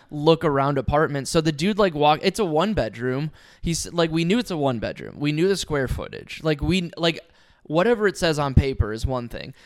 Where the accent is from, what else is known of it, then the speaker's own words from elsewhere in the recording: Ohio, United States; I grew up in Ohio.